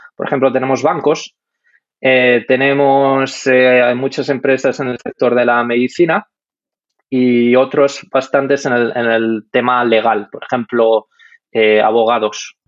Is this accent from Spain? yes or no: yes; Madrid, Community of Madrid, Spain; moved away as an adult; also born or lived in Denmark; now in Munich, Germany; yo soy de Madrid